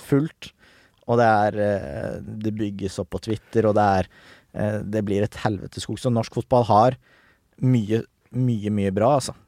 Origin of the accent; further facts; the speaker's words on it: Nesodden, Akershus, Norway; Jeg er fra Nesodden